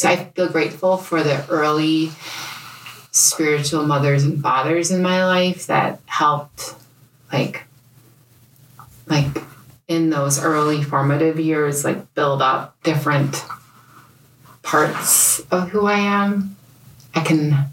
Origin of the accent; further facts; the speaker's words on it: Bemidji, Minnesota, United States; moved away as an adult; also born or lived in India / Guatemala; now in Minnetonka, United States; I grew up in Bemidji